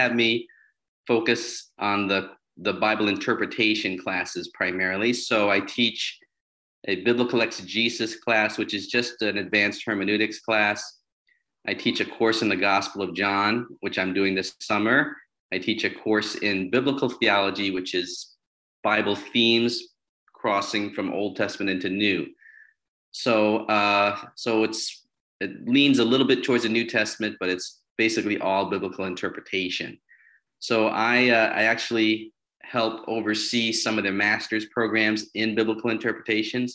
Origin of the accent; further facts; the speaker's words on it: New York, United States; also born or lived in Philadelphia / Chicago; I grew up in New York